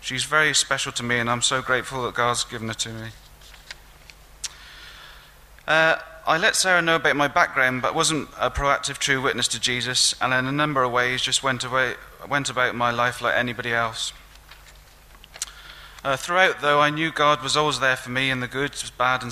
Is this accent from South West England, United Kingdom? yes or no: yes; Newent, South West England, United Kingdom; also born or lived in Gloucester; I was brought up in a working class Christian home in Oxnall, Newent, near Gloucestershire